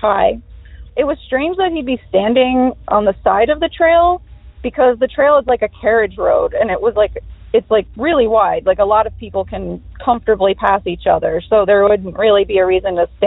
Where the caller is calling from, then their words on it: New Jersey, United States; I'm calling from New Jersey